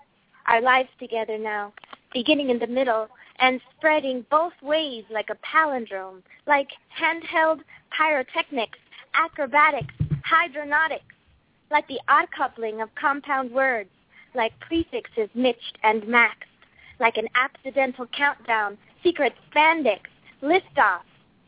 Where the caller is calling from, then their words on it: Los Angeles, California, United States; I'm calling from Los Angeles.